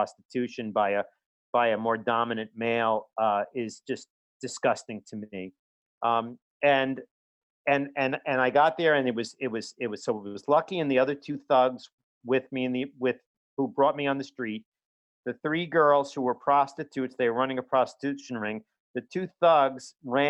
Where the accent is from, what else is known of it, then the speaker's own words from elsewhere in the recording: New York City, New York, United States; growing up in Brooklyn